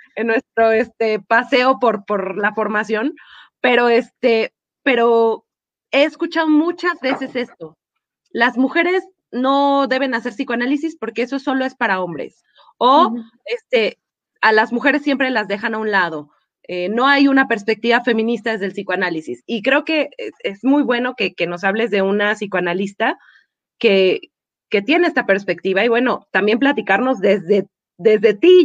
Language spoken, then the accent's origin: Spanish; Mexico; estamos muy acostumbrados como sociedad mexicana